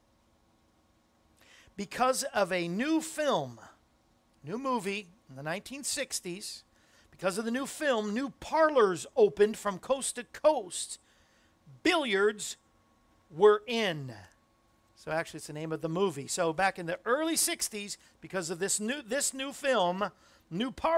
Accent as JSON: {"language": "English", "region": "Florida", "country": "United States", "tie": "born or raised there", "also_born_or_lived": "Cape Cod, Massachusetts", "moved": "yes", "said": "In Florida, which is where I grew up, I was born in Cape Cod, grew up in Florida"}